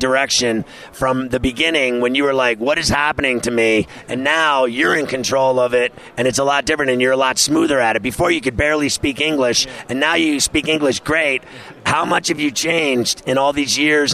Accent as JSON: {"language": "English", "town": "New York City", "region": "New York", "country": "United States", "tie": "born or raised there", "said": "my hometown in New York City"}